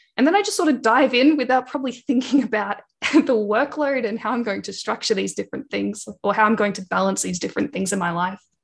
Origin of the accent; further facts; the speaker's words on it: Wangaratta, Victoria, Australia; now in Melbourne, Australia; I grew up on Pangarang land, so in the town Wangaratta in northeast Victoria.